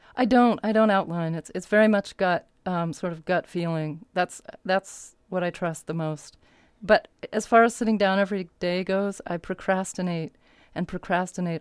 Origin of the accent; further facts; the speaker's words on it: Arizona, United States; moved away as an adult; also born or lived in Berkeley, California / New York; I grew up in Berkeley until I was eight, and then we moved to Arizona where I finished my childhood.